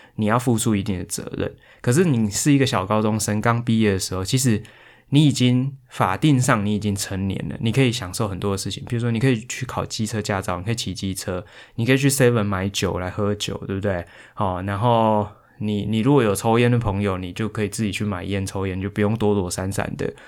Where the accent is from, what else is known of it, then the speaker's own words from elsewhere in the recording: Hualien, Hualien County, Taiwan; moved away; 其实我是花莲人嘛